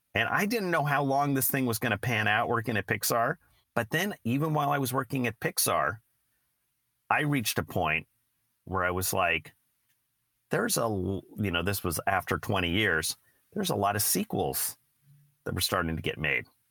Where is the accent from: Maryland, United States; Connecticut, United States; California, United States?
California, United States; San Francisco Bay Area; Steve and I both grew up in the Bay Area.